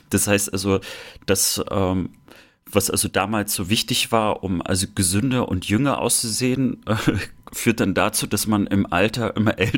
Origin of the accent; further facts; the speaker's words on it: Germany; ich habe ja meine Kindheit meistens im Sommer in der Sowjetunion verbracht, irgendwie so drei Monate und äh, dort war ich immer das blasse Kind aus der DDR.